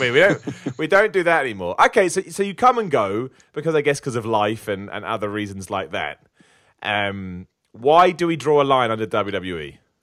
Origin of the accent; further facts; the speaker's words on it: United Kingdom; I'm British